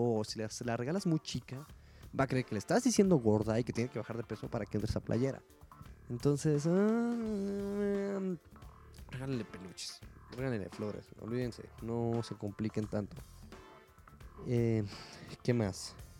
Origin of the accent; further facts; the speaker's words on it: Mexico; Es lo que nos toca hacer a los mexicanos. Somos chingones